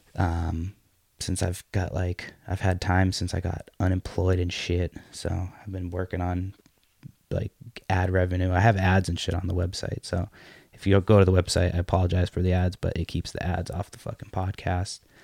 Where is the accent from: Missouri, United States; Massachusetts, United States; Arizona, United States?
Massachusetts, United States; Brockton; I'm from Brockton